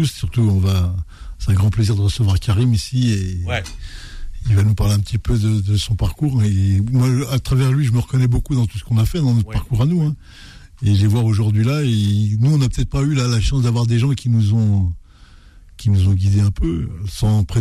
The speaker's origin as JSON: {"language": "French", "town": "Nantes", "region": "Pays de la Loire", "country": "France", "said": "moi en tant que Nantais, j'étais fier de, l'équipe et de leur combativité."}